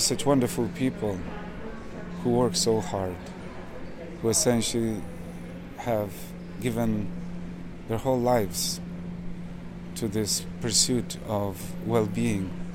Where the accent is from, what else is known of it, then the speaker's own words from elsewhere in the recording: Manitoba, Canada; I'm from Manitoba